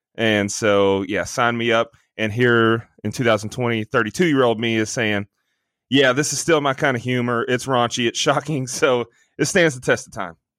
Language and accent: English; the Bible Belt, United States; growing up in the Bible Belt